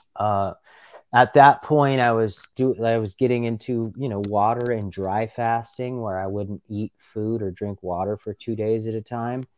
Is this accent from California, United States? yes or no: yes; Los Angeles, California, United States; I grew up in Los Angeles in the nineteen nineties